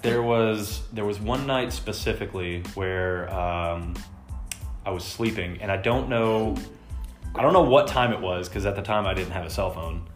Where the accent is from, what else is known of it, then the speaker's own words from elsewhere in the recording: Texas, United States; I'm from Texas